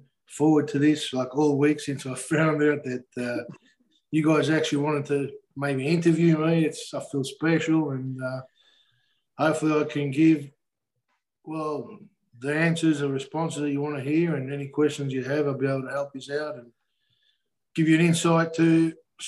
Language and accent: English; Australia; moved away as an adult; now in Florida, United States; my home country, Australia. Born and bred and raised, I lived there for 39 years.